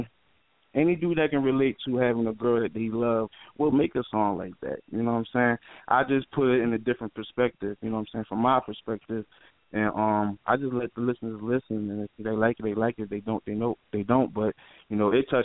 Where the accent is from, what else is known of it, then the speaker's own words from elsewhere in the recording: Philadelphia, Pennsylvania, United States; I'm from North Philly, you know what I'm saying? Northside, born and raised.